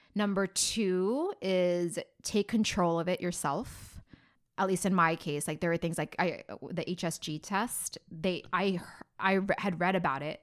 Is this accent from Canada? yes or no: no; Philippines; I'm Filipino